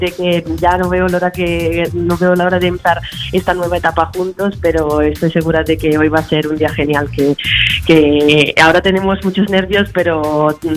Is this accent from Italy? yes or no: yes; Alghero, Sardinia, Italy; moved away as an adult; now in Barcelona, Spain; he nacido en, la Algué, en Sardeña